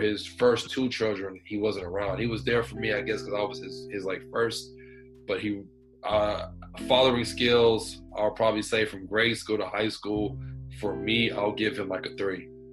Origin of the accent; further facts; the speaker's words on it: Houston, Texas, United States; I'm from Houston, Texas. Uh, I'm all over, honestly, but uh, I stay in Houston